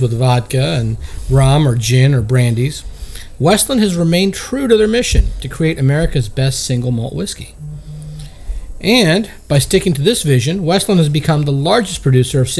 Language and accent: English; India; moved away; I'm from India